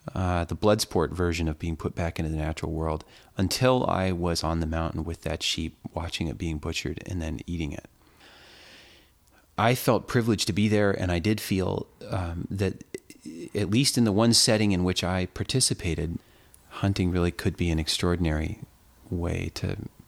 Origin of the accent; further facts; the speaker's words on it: California, United States; Growing up in California and spending time in the mountains of California, the bighorn had always loomed for me as the real sort of mystical inhabitants of the airy keeps of the high mountains.